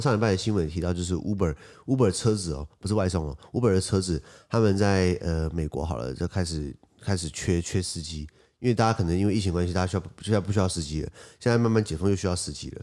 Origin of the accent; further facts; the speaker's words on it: Taiwan; 我是台湾人